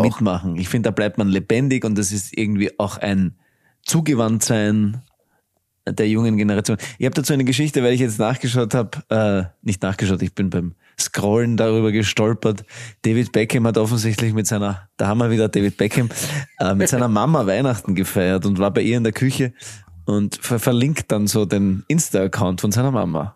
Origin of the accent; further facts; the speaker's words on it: Graz, Styria, Austria; ich bin ein Grazer Gaut